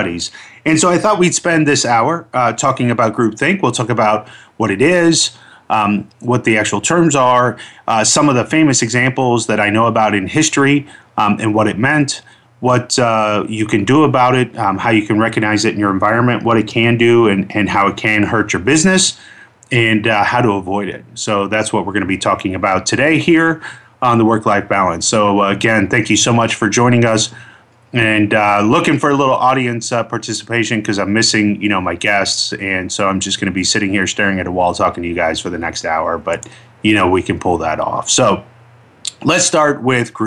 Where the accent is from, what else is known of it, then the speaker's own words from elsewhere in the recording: Orlando, Florida, United States; I grew up in Orlando, Florida